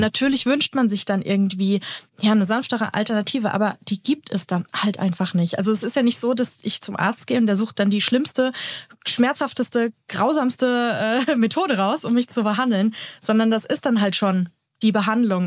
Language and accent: German; Germany; bei uns in Deutschland